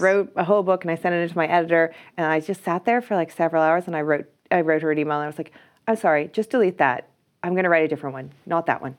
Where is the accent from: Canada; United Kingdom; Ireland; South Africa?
Ireland; I'm Irish, so I can be like, "I went, I did arts in U C D